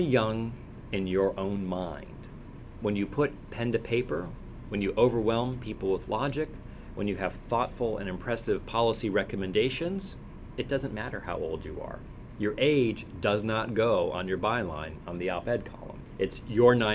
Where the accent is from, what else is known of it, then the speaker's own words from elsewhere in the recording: San Francisco, California, United States; I'm from San Francisco